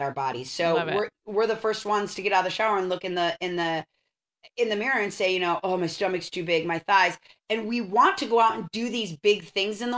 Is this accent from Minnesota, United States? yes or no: yes; Minnesota, United States; moved away as an adult; now in Santa Barbara, United States; I'm from Minnesota and I lived there till I was 18